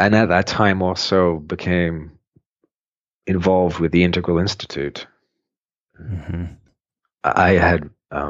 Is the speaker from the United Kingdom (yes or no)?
yes; United Kingdom; moved away as an adult; also born or lived in Boulder, Colorado; as a Brit getting out of the UK